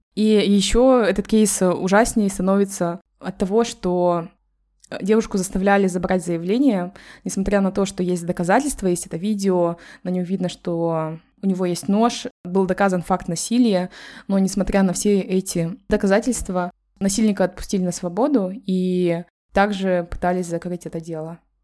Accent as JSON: {"language": "Russian", "country": "Kazakhstan", "moved": "yes", "lives_now": "Málaga, Spain", "said": "мы втроем из Казахстана"}